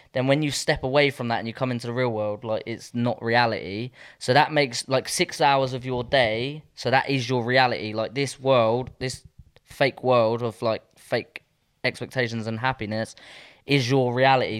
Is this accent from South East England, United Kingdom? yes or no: yes; Southampton, South East England, United Kingdom; moved away as an adult; I feel like I've left Southampton.